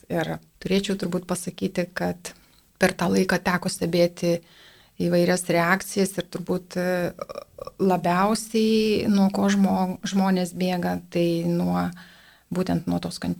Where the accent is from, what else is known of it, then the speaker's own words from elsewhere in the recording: Lithuania; mes lietuviai iš tikrųjų esame geros, geros širdies žmonės